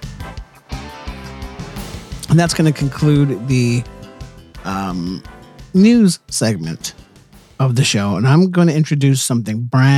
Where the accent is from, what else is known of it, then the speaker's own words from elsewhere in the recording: Northern California, United States; I'm from Northern California